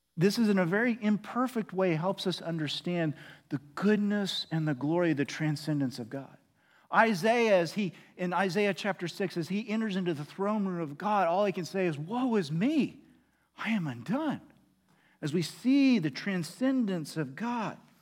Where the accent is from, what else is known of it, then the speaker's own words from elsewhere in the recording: Oklahoma, United States; now in Arlington, United States; I'm from Oklahoma